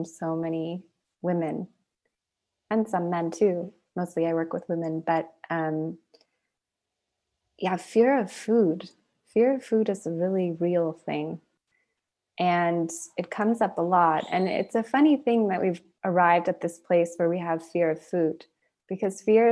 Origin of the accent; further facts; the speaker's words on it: United States; an American